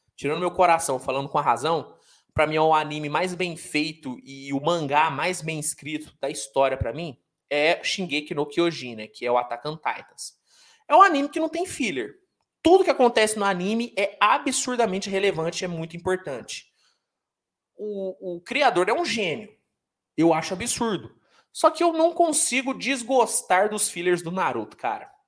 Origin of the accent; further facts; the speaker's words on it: Uberaba, Minas Gerais, Brazil; Eu sou de Uberaba, Uberaba, Minas Gerais